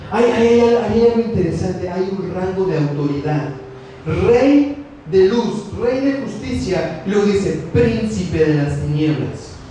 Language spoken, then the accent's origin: Spanish; Mexico; Lo que a mí, me, a mí me hace mexicano es el lugar donde yo nací, es mi ciudadanía, es mi, es mi papel, ahí yo, de ahí yo vengo.